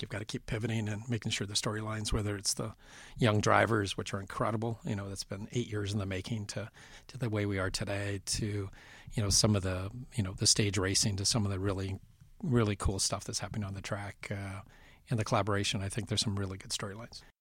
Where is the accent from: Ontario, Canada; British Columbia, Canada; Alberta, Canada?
British Columbia, Canada; Vancouver; moved away; I grew up in Western Canada in Vancouver